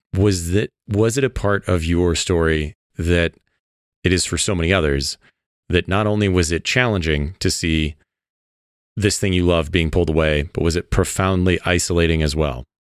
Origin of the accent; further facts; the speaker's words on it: Midwest, United States; I grew up in the Midwest where, you know, tiny small town